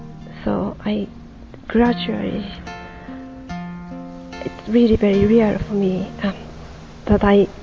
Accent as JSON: {"language": "English", "country": "Japan", "moved": "yes", "said": "I came from Japan."}